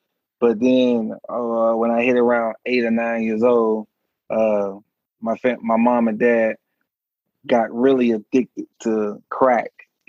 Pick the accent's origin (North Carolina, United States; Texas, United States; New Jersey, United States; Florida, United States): Florida, United States; Miami; Oh, 305. You know it. Yes, sir.